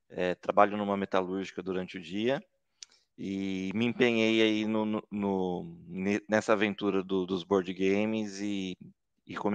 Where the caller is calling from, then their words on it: Taubaté, São Paulo, Brazil; Estou falando de Taubaté, São Paulo